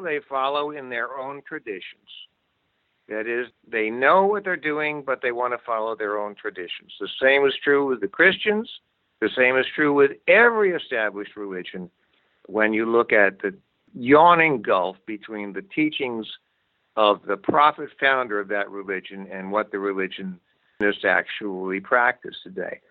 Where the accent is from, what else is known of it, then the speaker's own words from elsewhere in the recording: Amherst, Massachusetts, United States; also born or lived in New York City; I was born in New York City but grew up in Amherst, Massachusetts